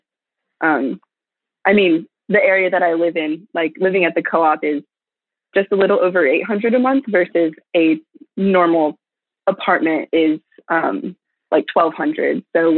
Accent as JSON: {"language": "English", "region": "East Coast", "country": "United States", "lives_now": "Texas, United States", "said": "I did not. No, I'm from the East Coast."}